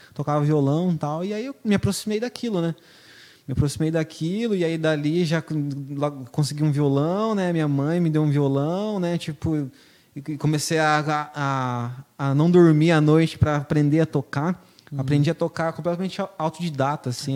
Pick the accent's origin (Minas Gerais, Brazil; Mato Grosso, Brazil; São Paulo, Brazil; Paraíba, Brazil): Mato Grosso, Brazil; Lucas do Rio Verde; also born or lived in Ponta Porã, Mato Grosso do Sul; faz muito tempo que eu moro aqui em Lucas, né? Eu nasci em Ponta Porã, mas, igual eu falei, vim em 98, estudei aqui minha vida toda nas escolas públicas aqui.